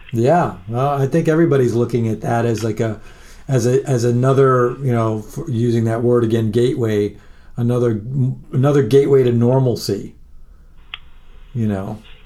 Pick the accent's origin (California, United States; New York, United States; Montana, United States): New York, United States; Long Island; I grew up in Long Island or on Long Island